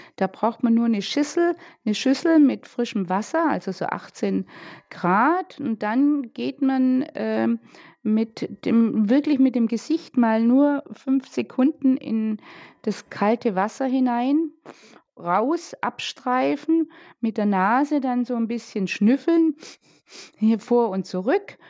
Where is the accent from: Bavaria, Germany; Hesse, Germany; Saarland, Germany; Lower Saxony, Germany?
Bavaria, Germany; Bad Wörishofen; bei uns in Bad Würreshofen